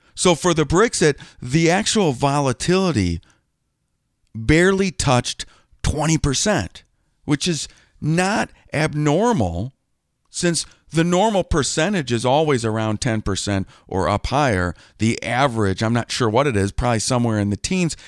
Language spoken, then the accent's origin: English; Green Bay, Wisconsin, United States; I grew up in Green Bay, Wisconsin